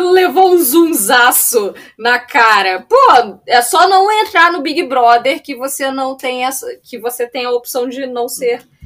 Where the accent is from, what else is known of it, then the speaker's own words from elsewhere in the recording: Florianópolis, Santa Catarina, Brazil; Eu sou de Floripa